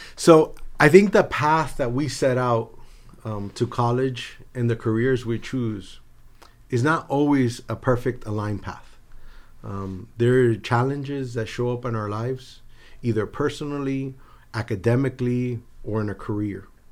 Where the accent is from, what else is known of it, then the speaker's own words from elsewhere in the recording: Miami, Florida, United States; also born or lived in New Jersey / Havana, Cuba; I grew up in South Florida, uh, by way of New Jersey.